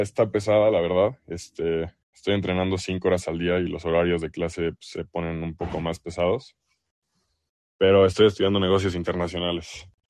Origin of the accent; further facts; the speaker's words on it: Mexico; accent: Mexican; also born or lived in El Salvador; mi familia es del Salvador, pero yo nací aquí en México, entonces aquí en México, por lo menos en el ambiente en el que crecí